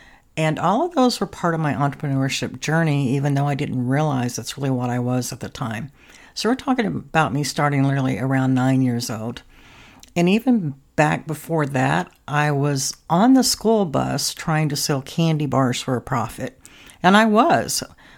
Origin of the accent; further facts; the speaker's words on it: New Mexico, United States; I grew up in Southwest New Mexico, where I lived on a farm, and I was in 4-H